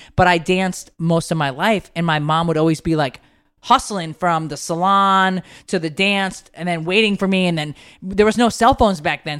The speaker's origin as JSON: {"language": "English", "region": "Connecticut", "country": "United States", "tie": "born or raised there", "said": "I grew up in Connecticut"}